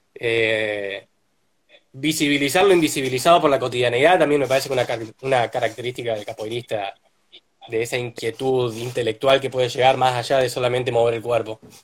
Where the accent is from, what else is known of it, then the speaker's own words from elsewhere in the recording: Córdoba, Argentina; also born or lived in Santa Fe, Argentina; yo soy de Santa Fe, pero desde los nueve años que vivo en Córdoba